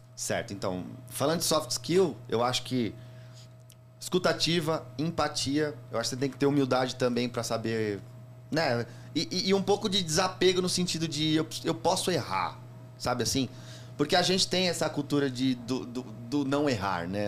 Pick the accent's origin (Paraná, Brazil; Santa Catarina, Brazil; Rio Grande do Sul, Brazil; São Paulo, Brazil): São Paulo, Brazil; sou da Zona Leste ali do, e, e, a minha agência era ali no Carrão